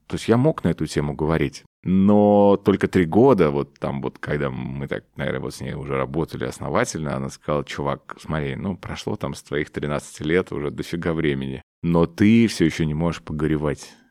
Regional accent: Omsk, Omsk Oblast, Russia; moved away; в мой родной город, в Омск

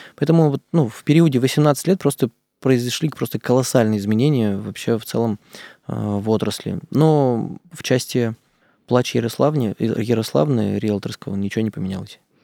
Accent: Izhevsk, Udmurtia, Russia; Я сам из Ижевска, там у нас удмурты тоже там

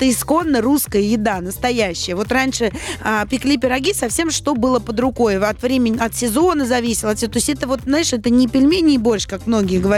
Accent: Saint Petersburg, Russia; now in Moscow, Russia; И, кстати, я не москвичка, я переехала из Санкт-Петербурга

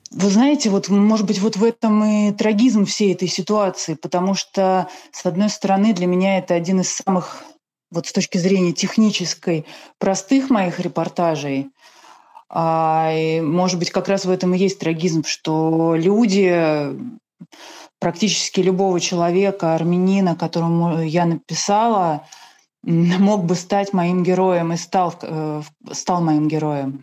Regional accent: Russia; родилась в России

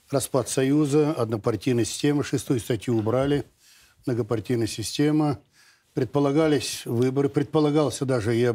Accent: Novosibirsk Oblast, Russia; Из, я из Новосибирского, затем он переехал.

